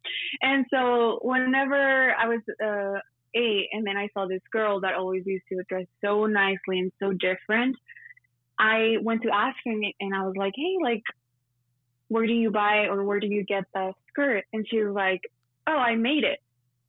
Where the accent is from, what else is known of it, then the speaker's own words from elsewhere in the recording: El Paso, Texas, United States; born there; I was born in El Paso, but then my parents are from Juarez, which is Mexico.